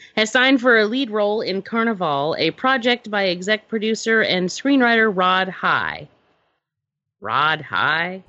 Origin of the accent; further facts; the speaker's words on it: Georgia, United States; I'm from Georgia